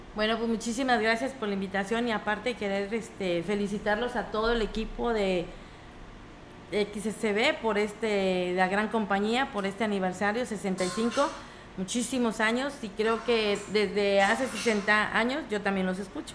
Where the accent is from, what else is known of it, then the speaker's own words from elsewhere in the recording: Ciudad Valles, San Luis Potosí, Mexico; de mi barrio donde yo crecí